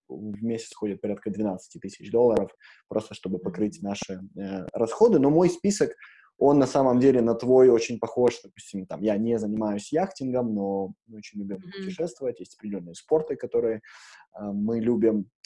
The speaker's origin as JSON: {"language": "Russian", "country": "Ukraine", "tie": "born or raised there", "moved": "yes", "said": "я родился в Украине"}